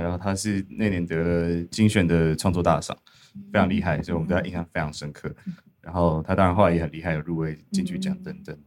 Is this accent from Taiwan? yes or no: yes; Dahu, Miaoli County, Taiwan; 我跟 James 其实是小时候在大湖长大，嗯。苗栗大湖，所以有草莓的故乡，草莓